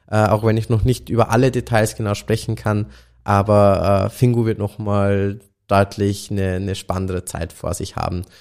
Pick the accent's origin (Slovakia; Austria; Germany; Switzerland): Austria; auch wenn wenn es jetzt als Österreicher fast äh